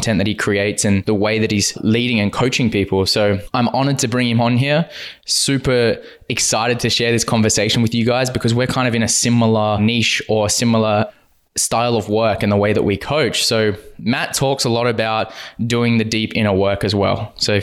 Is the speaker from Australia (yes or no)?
yes; Western Australia, Australia; growing up in Western Australia